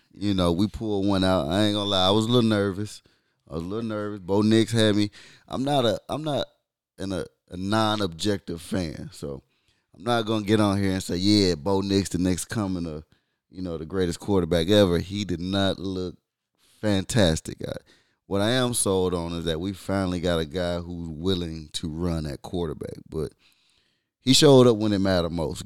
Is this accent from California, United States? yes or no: no; Michigan, United States; I'm from Michigan